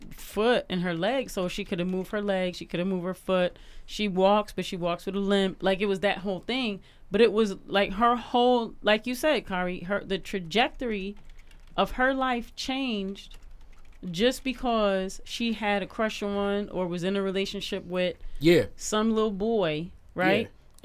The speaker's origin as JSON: {"language": "English", "town": "New York City", "region": "New York", "country": "United States", "said": "And I remember he befriended me because I was from New York City. You know, I had just moved here from New York."}